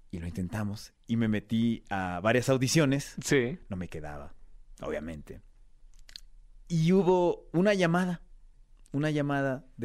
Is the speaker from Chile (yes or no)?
no; Mexico; si yo les decía vengo de México, uy, secuestros, uy, mafia, uy, drogas, uy, delincuencia, uy, todo lo malo.